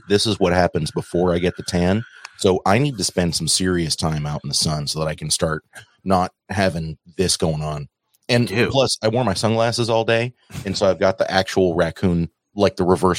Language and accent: English; Oregon, United States; moved away as an adult; now in Florida, United States; I'm actually reaching the point where I've stopped telling people that I'm from Oregon.